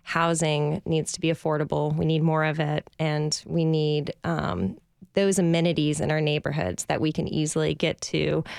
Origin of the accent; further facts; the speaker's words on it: Louisiana, United States; So I grew up outside New Orleans, Louisiana, which is a wonderful place to grow up.